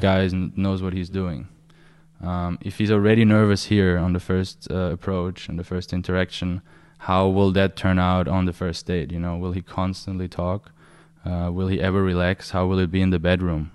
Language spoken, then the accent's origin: English; Austria; I'm from Austria